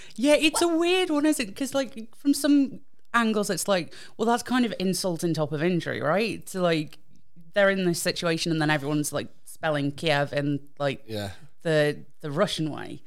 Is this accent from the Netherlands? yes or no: no; United Kingdom; I'm British